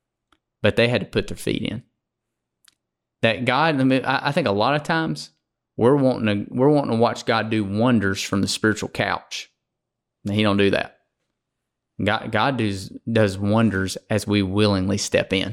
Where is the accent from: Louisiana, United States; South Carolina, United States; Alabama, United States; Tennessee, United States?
Alabama, United States; I'm a good old boy from Alabama